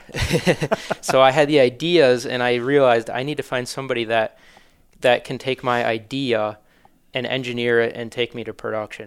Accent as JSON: {"language": "English", "town": "Manitowoc", "region": "Wisconsin", "country": "United States", "tie": "born or raised there", "said": "I'm born and raised in Manitowoc"}